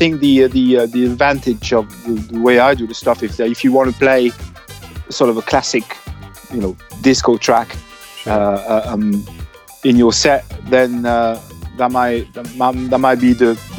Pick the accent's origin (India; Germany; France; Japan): France; Avignon, Provence-Alpes-Côte d'Azur; English is a second language; now in London, United Kingdom; I'm from Avignon, in the southeast.